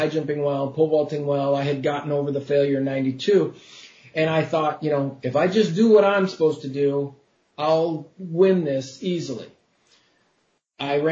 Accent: Oregon, United States; moved away as an adult; also born or lived in Moscow, Idaho; I lived in Moscow, Idaho, but I grew up in Oregon.

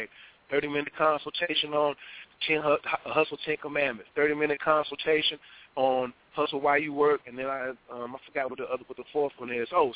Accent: Atlanta, Georgia, United States; Atlanta, my hometown, where I'm at right now.

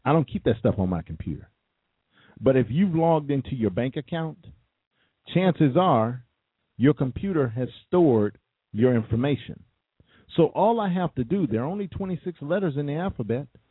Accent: United States; I was born I I was born in America. I was born and bred.

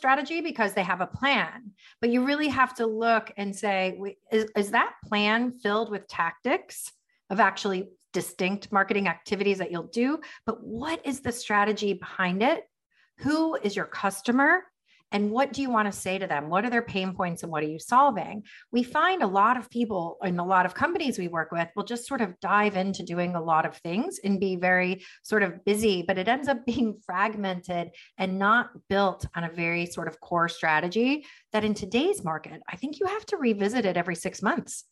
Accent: United States; also born or lived in Miami; We're an American family

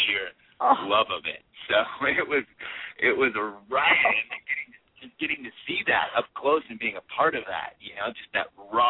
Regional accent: near San Francisco, California, United States; I grew up near San Francisco

